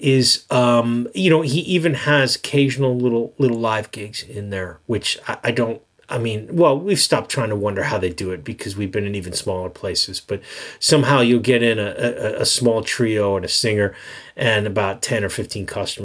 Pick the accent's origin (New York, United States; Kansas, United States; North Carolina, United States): New York, United States; I'm a New Yorker